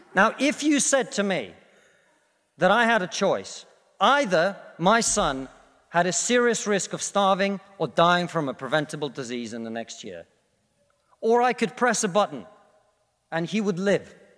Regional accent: Russia; now in United Kingdom; I come from Russia, which is not a poor country, it's a middle-income country

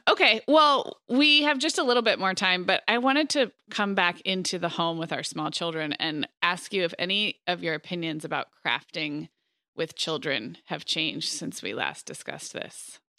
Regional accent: Montecito, California, United States; my smaller hometown of Montecito, where I actually grew up

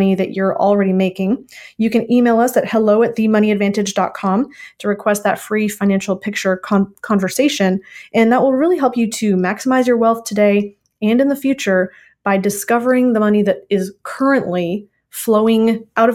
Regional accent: Minnesota, United States; I am from Minnesota. So it's a very familiar type of accent to me from my growing up years

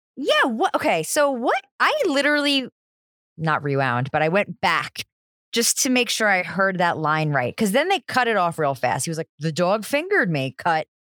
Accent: New Jersey, United States; I'm from New Jersey

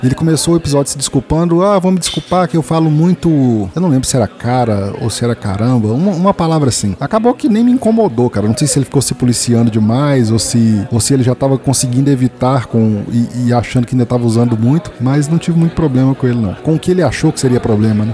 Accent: Sete Lagoas, Minas Gerais, Brazil; also born or lived in Betim; Eu voltei para minha cidade natal, tô morando de novo em Sete Lagoas

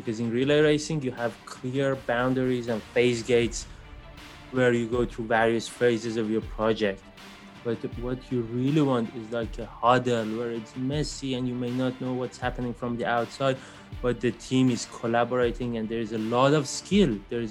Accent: Iran; moved away; So I am originally from Iran. I was born in Iran and grew up in Iran.

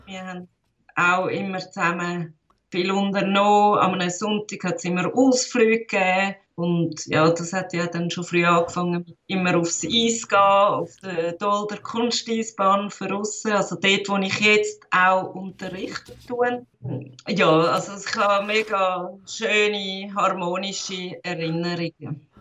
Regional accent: Zurich, Switzerland; Ich bin in Zürich, Wittigen geboren

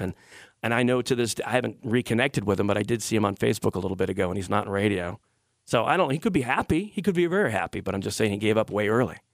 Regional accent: Detroit, Michigan, United States; I'm from Detroit

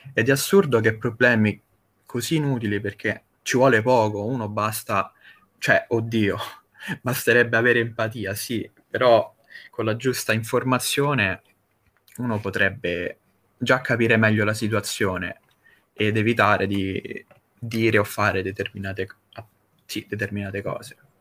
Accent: Rome, Lazio, Italy; io sono un ragazzo semplice di 25 anni e vengo da Roma

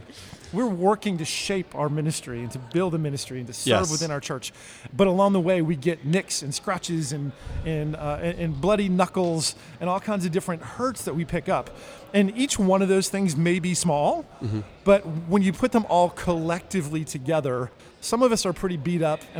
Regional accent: New Jersey, United States; moved away as an adult; now in Nashville, United States; when I moved to Nashville, having grown up in New Jersey, the city is New York.

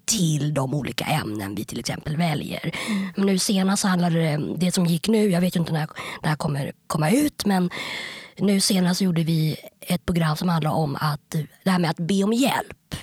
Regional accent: Stockholm, Stockholm County, Sweden; jag är uppväxt på Kungsholmen

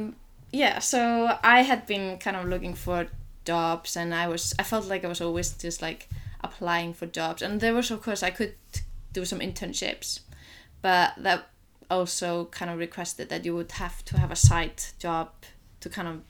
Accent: Reykjavík, Capital Region, Iceland; English is a second language; also born or lived in United States / Canada / Berlin, Germany; now in Ísafjörður, Iceland; I am from Reykjavík. I was born in Reykjavík and lived in Reykjavík almost almost my whole childhood, but I had parents that moved sometimes abroad.

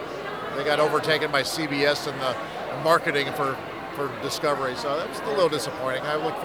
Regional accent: Houston, Texas, United States; I'm also from Houston.

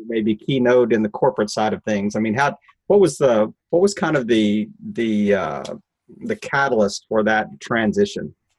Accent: Midwest, United States; I'm a Midwesterner

